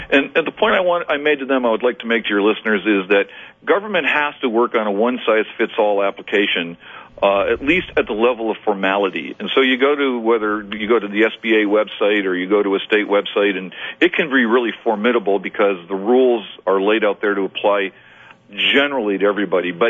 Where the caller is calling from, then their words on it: Bakersfield, California, United States; I'm, I'm I'm calling you from Bakersfield, California.